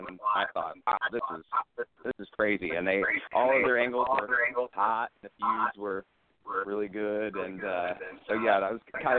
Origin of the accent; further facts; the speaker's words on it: Pensacola, Florida, United States; I grew up in Pensacola